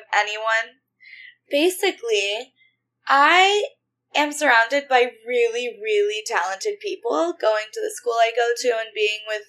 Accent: United States; also born or lived in South Texas / South Louisiana; I grew up in South Texas and South Louisiana in the Bible Belt

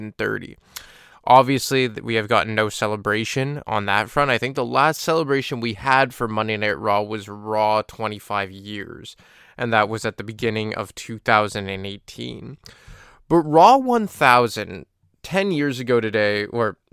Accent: Montreal, Quebec, Canada; my hometown of Montreal

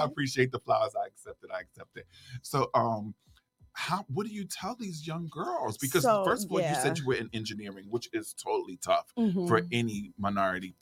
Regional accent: New York City, New York, United States; I too am Brooklyn and I came from Brooklyn.

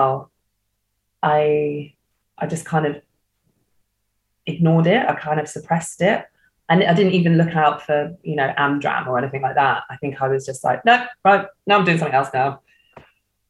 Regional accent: Hastings, South East England, United Kingdom; I grew up in Hastings

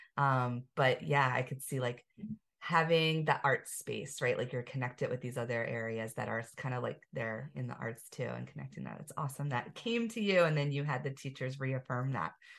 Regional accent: Pennsylvania, United States; we're both from Pennsylvania

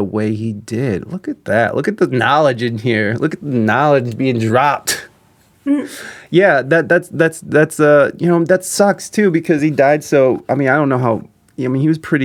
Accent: Midwest, United States; I'm from the Midwest

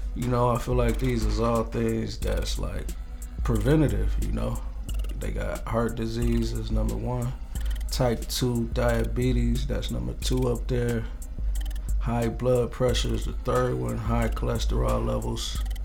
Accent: Ypsilanti, Michigan, United States; also born or lived in Los Angeles, California; I grew up in uh, Ypsilanti, Michigan. That's where I'm from. You know, by way of California, Grew up out there kind of too.

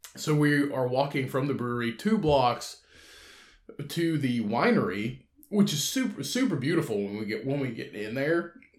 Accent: Indiana, United States; where I'm from in my hometown which is just a short drive away from where I live now, uh, like thirty minutes away

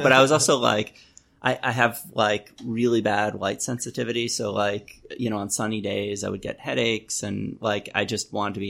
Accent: New York City, New York, United States; I grew up like 3 blocks from where we are right now.

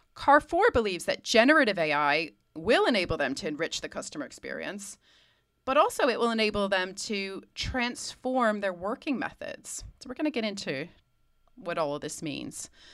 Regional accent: United States; as an American

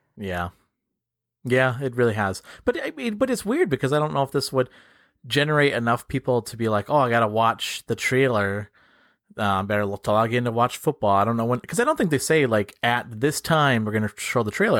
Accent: Upper Peninsula, Michigan, United States; accent: Yooper; people from my hometown

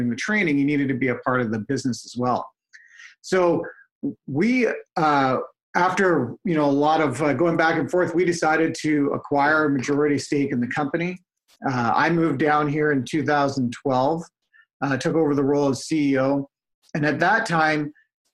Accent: Vancouver, British Columbia, Canada; I'm originally from Vancouver

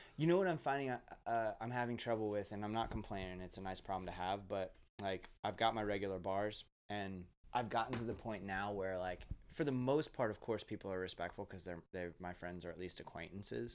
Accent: Ocala, Florida, United States; I grew up in Ocala, kind of middle class upbringing in Ocala

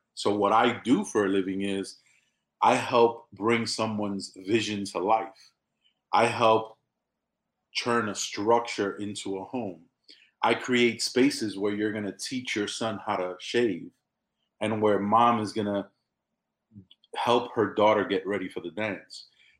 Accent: New York, United States; I come from a place where it was really difficult. I mean, I come from the South Bronx in New York City. I'm the first one in my family born in the United States of America.

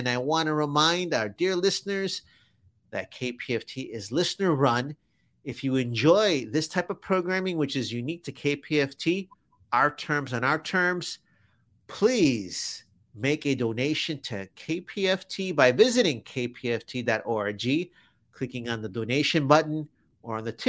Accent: Chicago, Illinois, United States; moved away as an adult; now in Houston, United States; when I was growing up in Chicago, I never thought I'd leave Chicago.

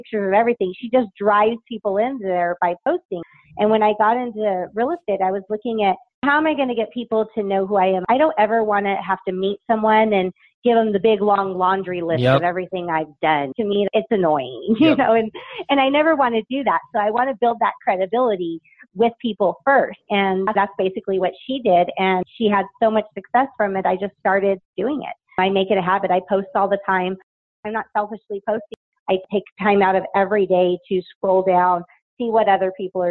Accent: Las Vegas, Nevada, United States; I was born and raised in Vegas

